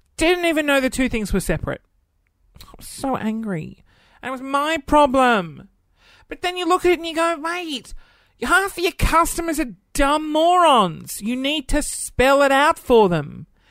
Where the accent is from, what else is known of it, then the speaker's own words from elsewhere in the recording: Adelaide, South Australia, Australia; growing up in Adelaide